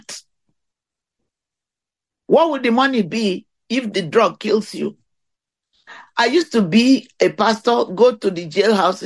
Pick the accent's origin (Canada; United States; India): India; moved away; where I came from India